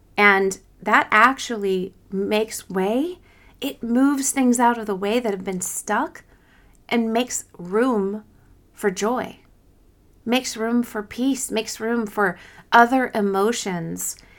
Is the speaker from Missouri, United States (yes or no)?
yes; Kansas City, Missouri, United States; I'm from Kansas City, Missouri